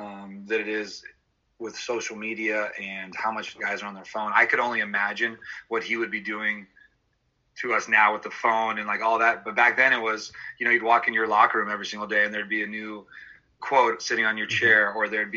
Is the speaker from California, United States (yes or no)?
yes; Lafayette, California, United States; I grew up in the Bay Area in Lafayette, California.